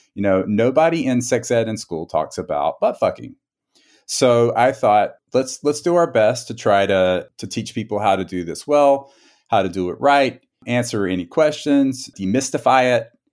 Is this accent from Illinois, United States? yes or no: no; South Carolina, United States; moved away as an adult; now in San Diego, United States; grew up in South Carolina